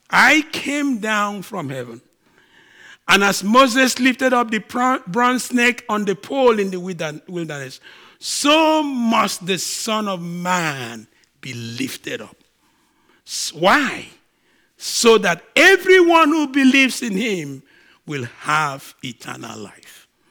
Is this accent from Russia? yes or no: no; Nigeria; now in Canada; I'm a Nigerian